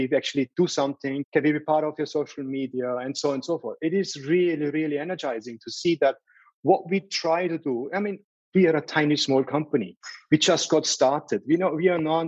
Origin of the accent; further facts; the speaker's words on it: Salzburg, Austria; moved away; I grew up in Salzburg